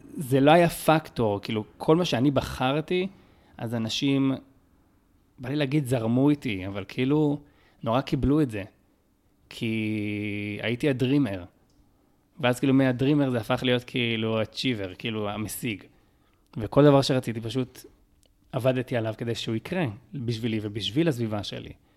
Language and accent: Hebrew; Beersheba, Southern District, Israel; שנולדתי בבאר שבע, שהתחנכתי בבאר שבע